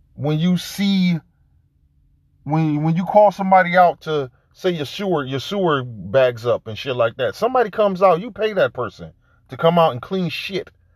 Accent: Detroit, Michigan, United States; I grew up in Detroit

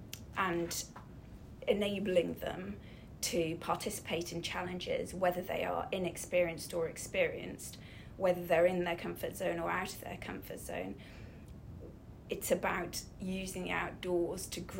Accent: Snowdonia, Wales, United Kingdom; I was brought up in Snowdonia

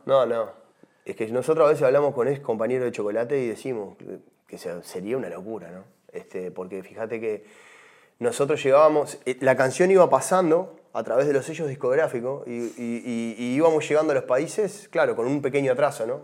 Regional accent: Uruguay; como uruguayo

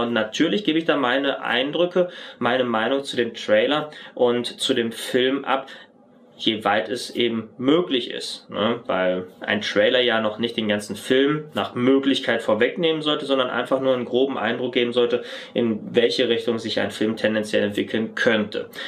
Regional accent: North Rhine-Westphalia, Germany; moved away as an adult; gebürtiger Westfale

